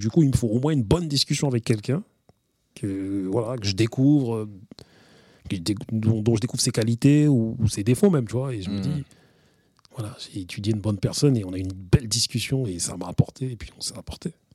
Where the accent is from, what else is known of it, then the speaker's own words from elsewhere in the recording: Grigny, Île-de-France, France; also born or lived in Villepinte; avec mes gars avec qui j'ai grandi à l'Ellipse, à Grigny